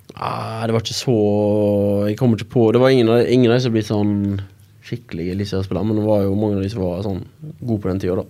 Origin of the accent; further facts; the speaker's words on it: Haugesund, Rogaland, Norway; moved away as an adult; now in Bergen, Norway; jeg er jo fra Haugesund